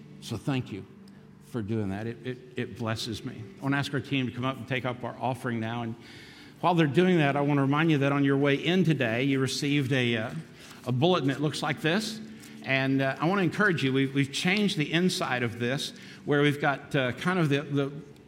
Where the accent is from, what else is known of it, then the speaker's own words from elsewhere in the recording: Daytona Beach, Florida, United States; also born or lived in North Kingstown, Rhode Island; I grew up in a church in North Kingstown, Rhode Island, and then we moved back to my hometown, Daytona Beach, Florida